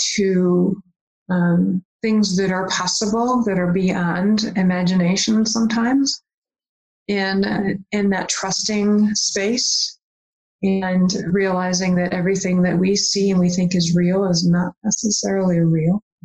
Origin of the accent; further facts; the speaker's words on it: West Virginia, United States; I grew up in West Virginia